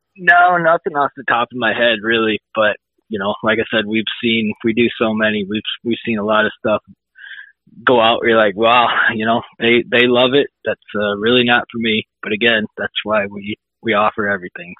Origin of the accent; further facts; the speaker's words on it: Illinois, United States; grew up uh, about an hour or so away from Decal Works. Um, small town, Illinois